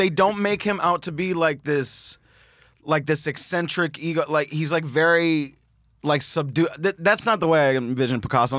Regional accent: Miami, Florida, United States; Growing up in Miami

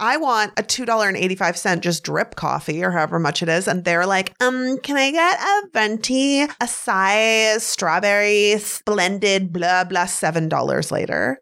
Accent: Canada; I'm Canadian

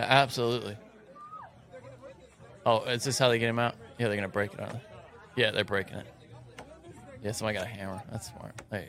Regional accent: the South, United States; growing up in the South.

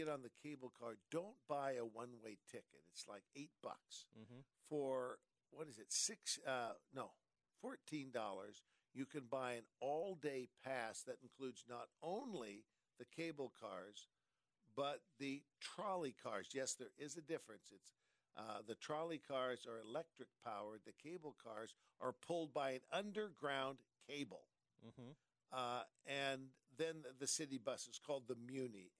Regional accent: San Francisco, California, United States; that's my hometown. I grew up there.

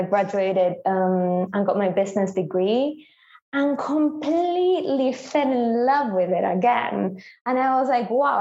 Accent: Buenos Aires, Argentina; moved away as an adult; now in England, United Kingdom; I am from Argentina. I was born in Buenos Aires.

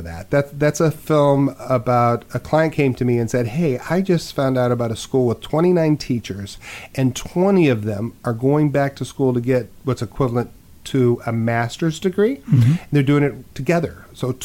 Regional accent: Phoenix, Arizona, United States; also born or lived in Los Angeles; we moved from Los Angeles out of, you know, this ghetto apartment we were living in, you know, and she bought a house in Phoenix and enrolled me in school

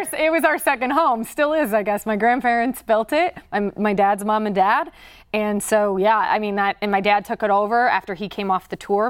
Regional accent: Indiana, United States; moved away; growing up in Indiana

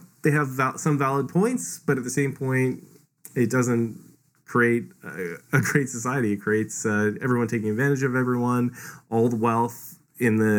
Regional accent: Canada; I'm from Canada, which I would say tilts more towards equality

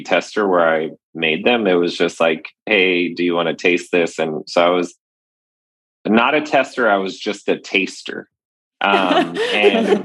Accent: Laredo, Texas, United States; growing up in Laredo, Texas

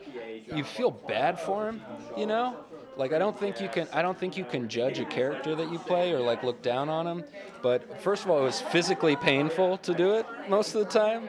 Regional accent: Texas, United States; moved away; I'm from Texas originally

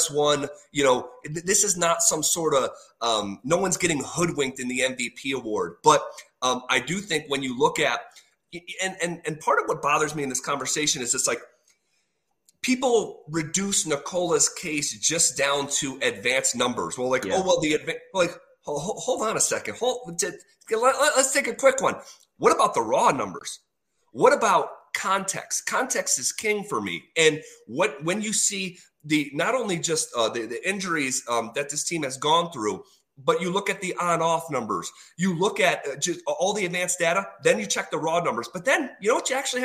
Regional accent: East Coast, United States; moved away as an adult; now in Denver, United States; I grew up on the East Coast. I moved here 5 years ago

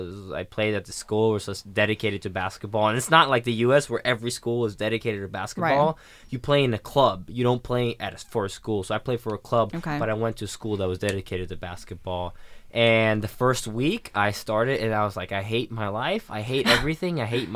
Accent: Sweden; So growing up in Sweden, basketball was bigger than people would think, wow.

